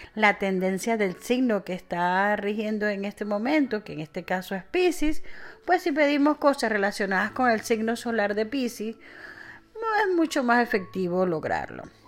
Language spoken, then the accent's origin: Spanish; Venezuela; en mi país Venezuela le llamamos guanetes